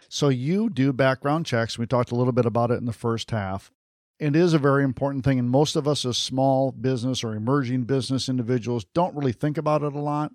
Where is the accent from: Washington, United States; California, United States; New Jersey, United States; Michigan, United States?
Michigan, United States; Detroit; I grew up just outside of Detroit